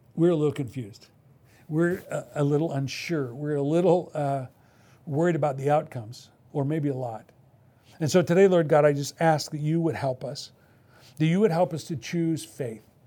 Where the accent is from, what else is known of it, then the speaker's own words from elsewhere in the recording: Midwest, United States; now in West Coast, United States; I come from the Midwest